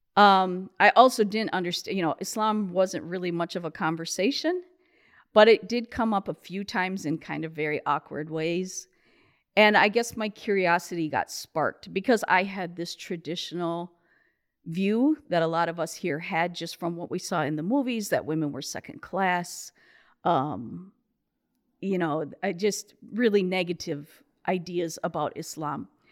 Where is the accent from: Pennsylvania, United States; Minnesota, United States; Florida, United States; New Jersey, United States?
Minnesota, United States; Rochester; moved away; also born or lived in Saudi Arabia; I was born in Rochester, Minnesota